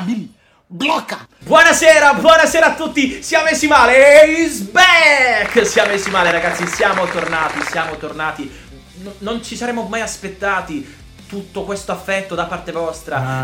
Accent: Milan, Lombardy, Italy; io vengo da Milano

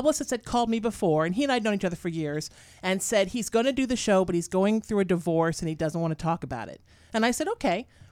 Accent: United States; also born or lived in New Haven, Connecticut / Huntington Beach, California / Sherman Oaks, California; I grew up in New Haven, Connecticut, then Huntington Beach

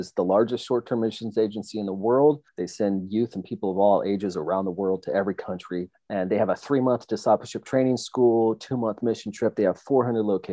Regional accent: Lowell, Oregon, United States; I planted a church at 19 in Lowell, Oregon

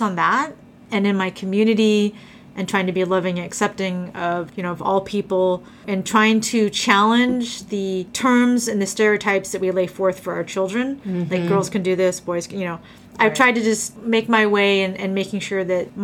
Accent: Alaska, United States; I grew up in Alaska

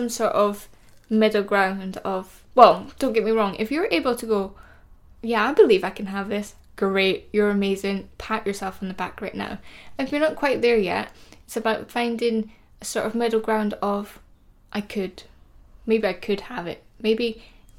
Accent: Scotland, United Kingdom; I'm Scottish

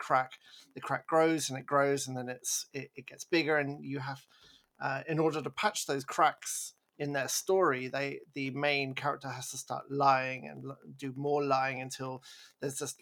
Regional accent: England, United Kingdom; I'm English

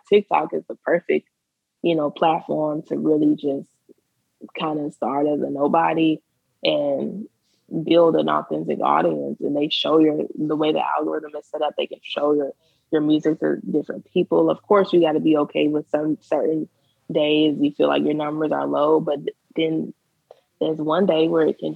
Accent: Mississippi, United States; I'm from Mississippi, so, you know, we were Southern.

